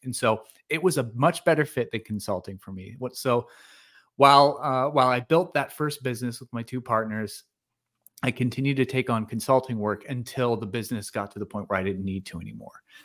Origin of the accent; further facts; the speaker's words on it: Pennsylvania, United States; moved away as an adult; also born or lived in California; I was born and raised in small town Pennsylvania